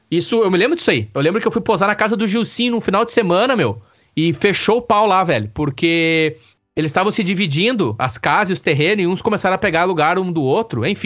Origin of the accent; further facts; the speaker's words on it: Araricá, Rio Grande do Sul, Brazil; also born or lived in Sapiranga; Eu nasci em Sapiranga, né?